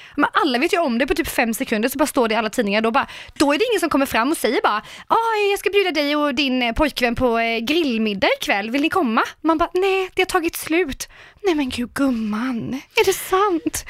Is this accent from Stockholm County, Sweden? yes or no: no; Karlskrona, Blekinge, Sweden; moved away; jag är ju småstadstjej, alltså 110 Jag kommer från Karlskrona.